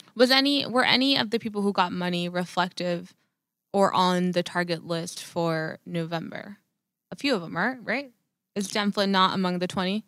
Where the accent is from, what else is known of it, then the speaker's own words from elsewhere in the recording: Laredo, Texas, United States; I'm from Laredo